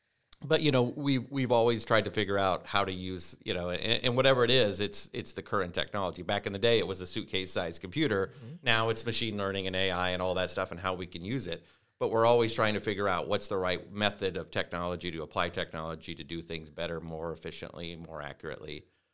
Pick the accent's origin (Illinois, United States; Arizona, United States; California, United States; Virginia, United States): Virginia, United States; Norfolk; I grew up in Norfolk. I was born outside, but moved here as a pretty young child.